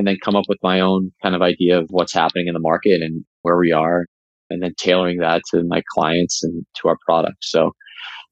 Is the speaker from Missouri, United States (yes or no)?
no; Boston, Massachusetts, United States; moved away as an adult; also born or lived in Tennessee; now in Bay Area, United States; I grew up in the Boston area